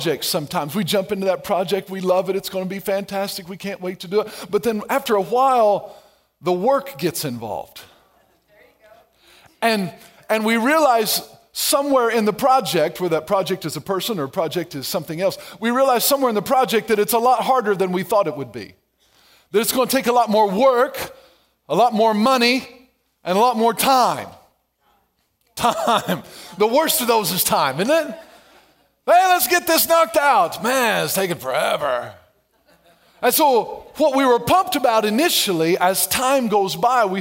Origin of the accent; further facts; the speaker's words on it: Ellery, Illinois, United States; I was raised in Ellery, Illinois, not very far from Golden Gate, Illinois